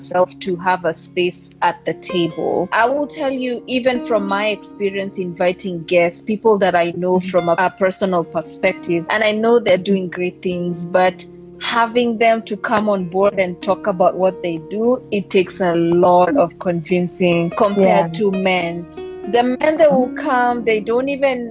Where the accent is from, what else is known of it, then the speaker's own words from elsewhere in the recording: Kenya; now in Ethiopia; I'm Kenyan, but I stay in Ethiopia